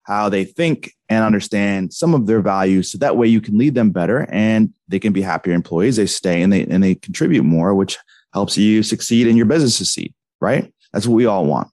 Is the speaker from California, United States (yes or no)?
no; New Jersey, United States; I grew up in New Jersey